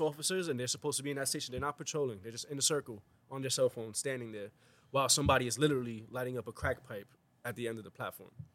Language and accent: English; New York City, New York, United States; I am from the South Bronx